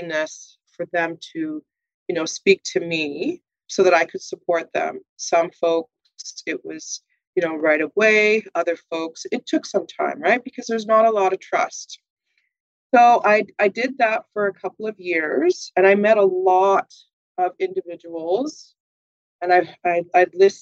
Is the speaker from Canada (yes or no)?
yes; Manitoba, Canada; now in Winnipeg, Canada; So I am a Manitoban. I was born and bred in Manitoba.